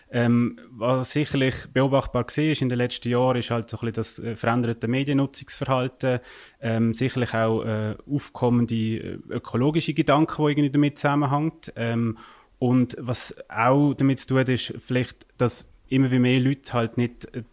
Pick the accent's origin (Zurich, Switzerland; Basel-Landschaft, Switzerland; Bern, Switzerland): Basel-Landschaft, Switzerland; wie man vielleicht im Akzent auch hören ich komme aus der Region Basel, Kanton Basel-Land.